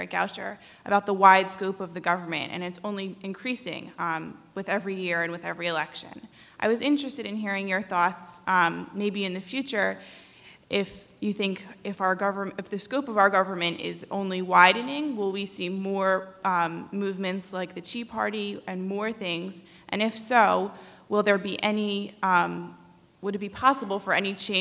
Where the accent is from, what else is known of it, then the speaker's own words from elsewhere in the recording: New Jersey, United States; I'm originally from New Jersey